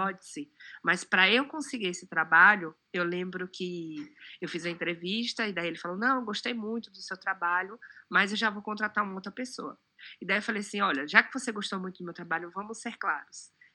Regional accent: Barreiras, Bahia, Brazil; moved away as an adult; now in São Paulo, Brazil; Eu sou de Barreiras, que é no oeste baiano

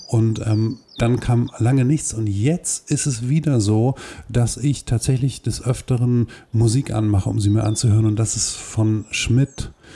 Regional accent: Hohenlockstedt, Schleswig-Holstein, Germany; in Hohenlockstedt, wo ich herkomme

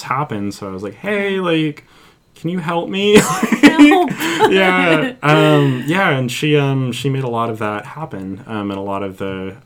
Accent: Mill Valley, California, United States; now in Santa Cruz, United States; I grew up in Mill Valley

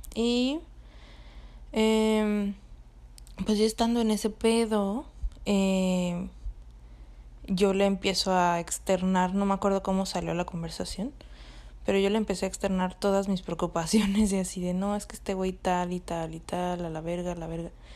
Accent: Cancún, Quintana Roo, Mexico; moved away; yo me fui de vacaciones a pues a mi casa, o sea, a Cancún, donde de donde soy

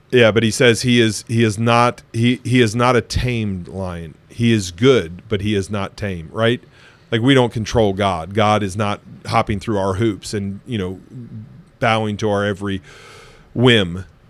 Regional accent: United States; moved away; also born or lived in Ohio; I spent a lot of time growing up in Pennsylvania and Ohio

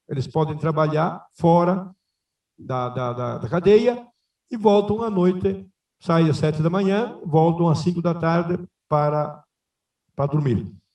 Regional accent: Rio Grande do Sul, Brazil; moved away; also born or lived in Rio Claro, São Paulo / Paranatinga, Mato Grosso; Como bom gaúcho

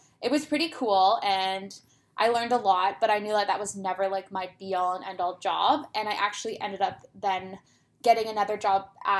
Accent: Toronto, Ontario, Canada; I'm born and raised in Toronto.

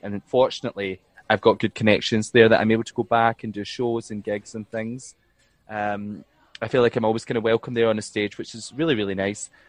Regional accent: Fenwick, Scotland, United Kingdom; also born or lived in Glasgow / Rotterdam; I'm from East Ayrshire, like a little small town called Fenwick.

